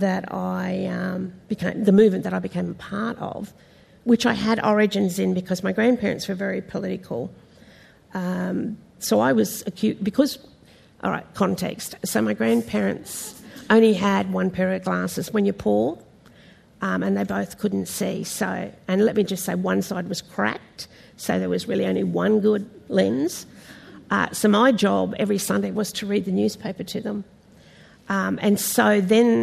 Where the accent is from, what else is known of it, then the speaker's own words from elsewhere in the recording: Minjerribah, Queensland, Australia; my primary area of where I grew up was on Minjeriba, Stradbroke